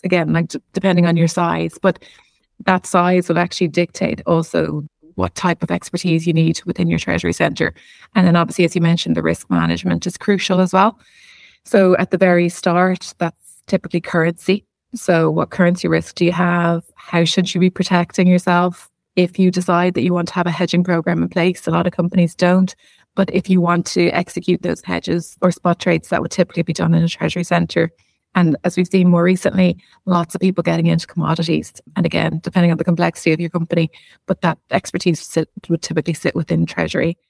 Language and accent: English; Ireland; being Irish